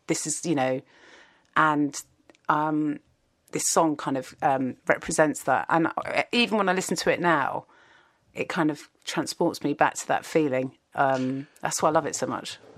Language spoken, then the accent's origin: English; Kingston upon Thames, London, United Kingdom; I grew up in Kingston and just outside of London